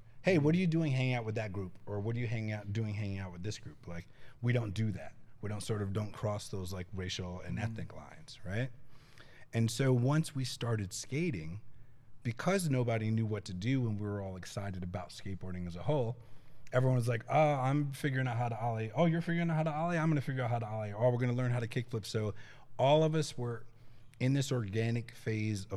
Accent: Boston, Massachusetts, United States; I'm originally from Massachusetts, and the skate scene that I grew up is in Boston

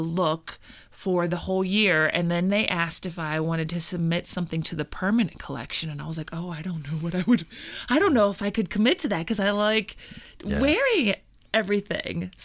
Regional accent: Louisville, Kentucky, United States; that is my hometown. I'm a Louisville, Kentucky gal, born and raised.

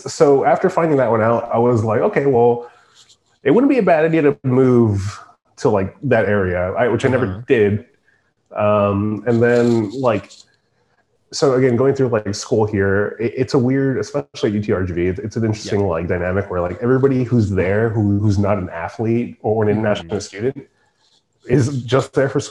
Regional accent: Mission, Texas, United States; also born or lived in McAllen, Texas; I grew up in Mission

